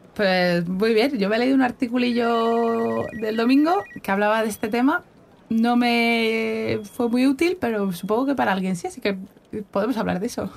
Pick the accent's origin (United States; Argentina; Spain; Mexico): Spain; En España, como tenemos el, inglés regulero